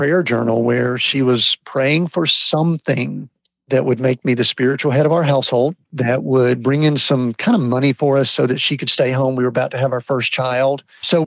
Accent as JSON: {"language": "English", "area": "Atlanta area", "region": "Georgia", "country": "United States", "tie": "born or raised there", "said": "I grew up in the Atlanta area, and I always tell people I grew up in a small town just outside of Atlanta"}